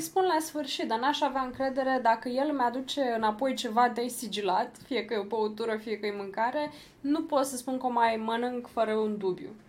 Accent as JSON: {"language": "Romanian", "country": "Romania", "said": "noi ca români"}